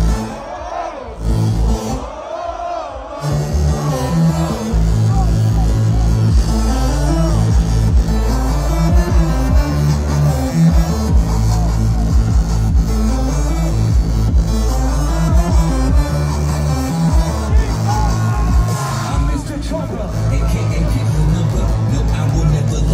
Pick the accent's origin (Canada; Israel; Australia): Australia; I come all the way from Australia